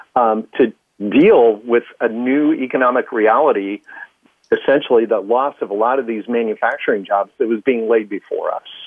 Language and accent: English; Midwest, United States; also born or lived in Chicago; being a Midwesterner